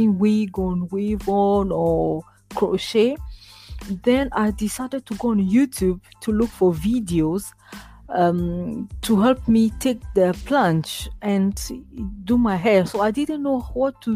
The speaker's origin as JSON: {"language": "English", "country": "Ghana", "tie": "born or raised there", "moved": "as an adult", "lives_now": "Sweden", "said": "I grew up in Ghana, where I came from originally, and then I moved to Sweden in 2011"}